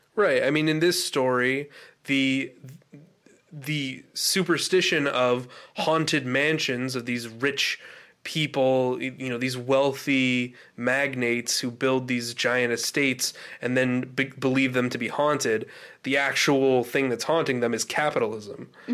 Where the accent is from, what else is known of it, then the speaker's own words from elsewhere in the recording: United States; we're American